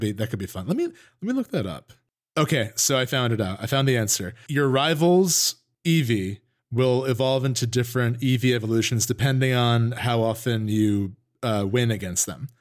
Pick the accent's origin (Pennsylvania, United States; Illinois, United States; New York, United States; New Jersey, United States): New Jersey, United States; Northern; we're both from Northern New Jersey